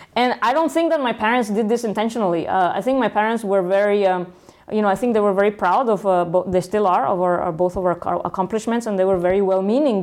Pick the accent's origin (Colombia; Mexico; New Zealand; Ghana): Mexico; Guadalajara, Jalisco; moved away as an adult; also born or lived in Italy / Mexico City / Silicon Valley; for four years in Mexico City, and then uh, the rest of my uh, until I was 18 in Guadalajara.